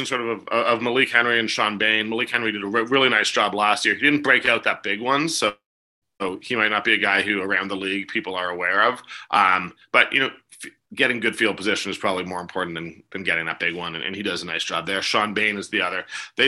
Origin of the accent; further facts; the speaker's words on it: Toronto, Ontario, Canada; moved away; also born or lived in Guelph; I'm born and raised in Toronto